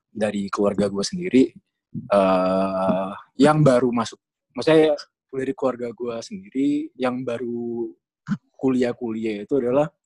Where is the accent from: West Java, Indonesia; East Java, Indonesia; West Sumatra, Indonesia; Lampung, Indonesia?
East Java, Indonesia; karena kan gue emang asli dari dari Jawa Timur jadi yang terkenal kan ITS sama UNER.